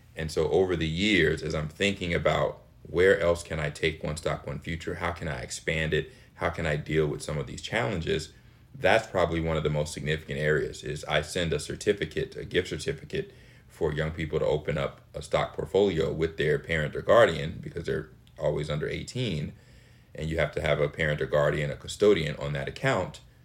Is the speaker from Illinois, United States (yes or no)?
yes; Chicago, Illinois, United States; I am in Chicago, Illinois, my lovely hometown